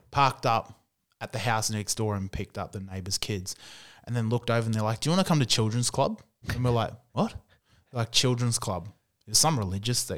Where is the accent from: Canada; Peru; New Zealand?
New Zealand; Auckland; where I, where I was born and, and grew up, it's called Otara, and it's the worst part of South Auckland by far